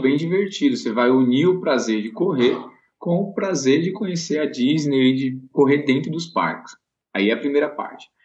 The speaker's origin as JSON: {"language": "Portuguese", "town": "Vitória da Conquista", "region": "Bahia", "country": "Brazil", "moved": "as an adult", "lives_now": "São Paulo, Brazil", "said": "eu sou de Vitória da Conquista, né, sou do interior"}